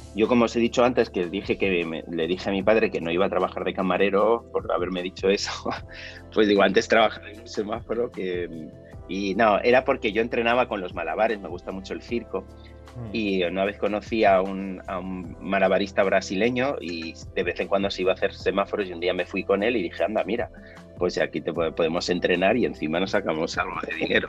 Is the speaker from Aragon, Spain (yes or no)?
yes; Huesca, Aragon, Spain; moved away as an adult; also born or lived in Zaragoza; now in Madrid, Spain; aragonés, soy de Huesca